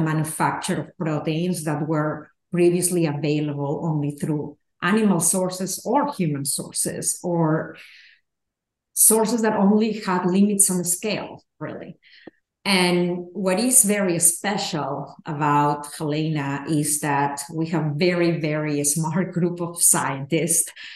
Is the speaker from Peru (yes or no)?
yes; Peru; moved away; I grew up in Peru